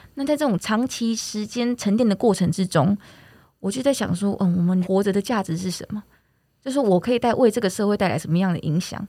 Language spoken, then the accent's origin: Chinese; Taiwan; 我们台湾又是这个多很多山的这个很棒的国家